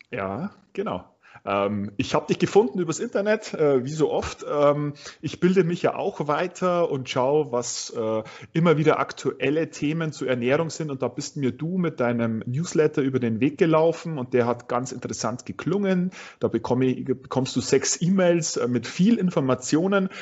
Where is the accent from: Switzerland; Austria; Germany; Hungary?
Germany; Straubing, Bavaria; du kommst auch gebürtig aus Straubing, haben wir ja äh, jetzt gerade vorher festgestellt. Ähm, ich nämlich auch